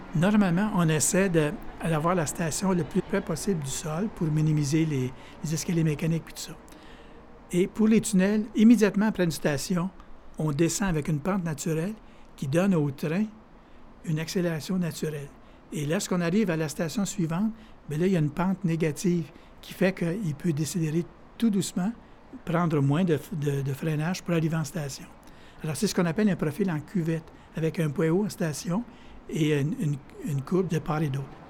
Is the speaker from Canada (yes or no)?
yes; Abitibi, Quebec, Canada; moved away; je viens d'Abitibi